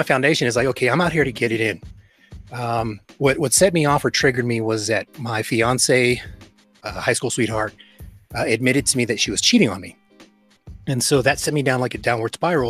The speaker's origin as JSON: {"language": "English", "region": "Texas", "country": "United States", "tie": "born or raised there", "said": "growing up in America, in the U.S., being born in Texas"}